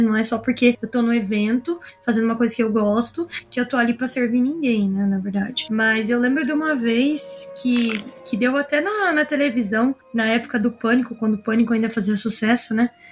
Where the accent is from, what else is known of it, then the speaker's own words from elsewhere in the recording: interior of Paraná, Brazil; eu moro bem longe de São Paulo, sou do interior do Paraná